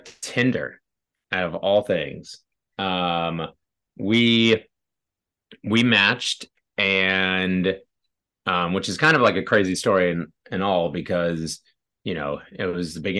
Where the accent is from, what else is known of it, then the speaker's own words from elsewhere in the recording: San Diego, California, United States; moved away as an adult; also born or lived in Boston; now in New York, United States; raised in San Diego